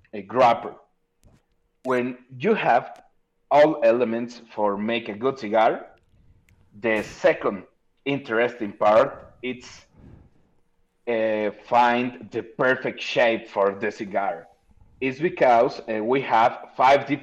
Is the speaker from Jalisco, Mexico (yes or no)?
yes; Guadalajara, Jalisco, Mexico; I'm from Guadalajara, Jalisco, the land of tequila